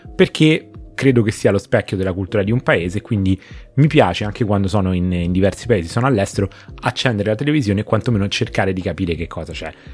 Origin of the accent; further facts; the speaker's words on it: Rome, Lazio, Italy; questo non lo dico da romano e comunque Beppe ti dico che noi romani siamo